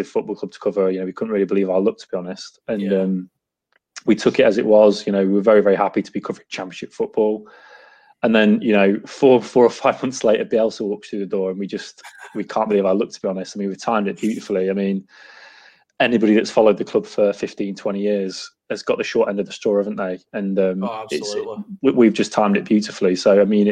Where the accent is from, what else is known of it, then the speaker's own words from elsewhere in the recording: Lincoln, East Midlands, United Kingdom; moved away as an adult; also born or lived in Doncaster; now in Devon, United Kingdom; I grew up in Lincoln